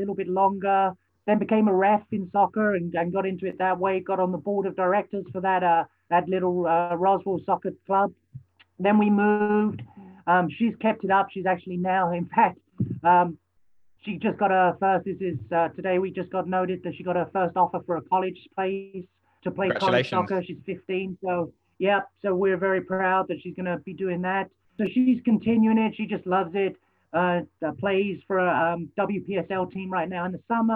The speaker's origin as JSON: {"language": "English", "region": "London", "country": "United Kingdom", "tie": "born or raised there", "moved": "as an adult", "lives_now": "Minnesota, United States", "said": "I grew up in London, spent 23 years there of my life, my adult teens"}